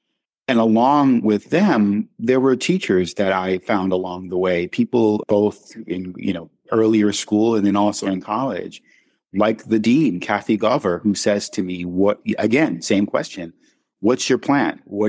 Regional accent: New York City, New York, United States; I'm African-American. I grew up in Brooklyn, New York.

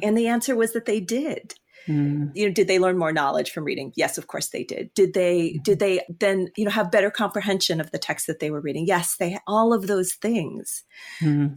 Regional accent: California, United States; now in Michigan, United States; I'm actually from California.

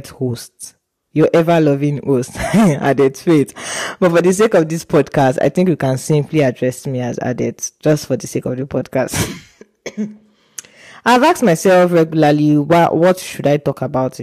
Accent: Nigeria; moved away as an adult; now in Hungary; I'm a Nigerian pharmacy student at the University of Page Hungary

